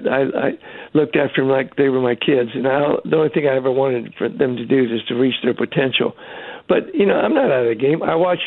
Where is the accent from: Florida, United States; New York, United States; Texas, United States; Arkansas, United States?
Texas, United States; I always felt good about being a Texan.